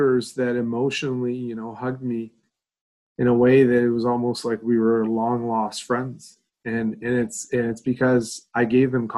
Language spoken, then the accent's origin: English; Quebec, Canada; I grew up in Eastern Canada in a province called Quebec.